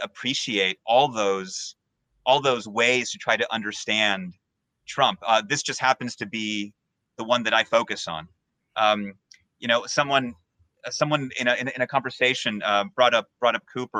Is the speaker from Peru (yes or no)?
yes; Peru; now in United States; I'm from Peru